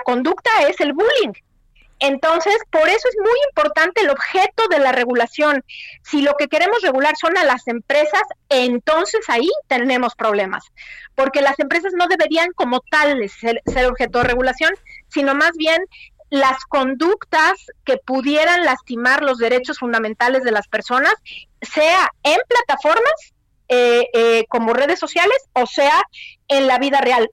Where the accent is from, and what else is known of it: Mexico; moved away as an adult